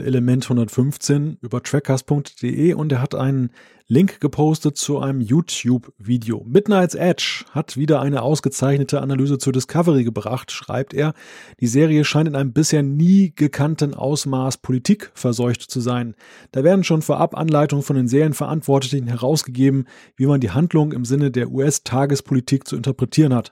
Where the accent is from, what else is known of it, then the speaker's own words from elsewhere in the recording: Germany; als Deutscher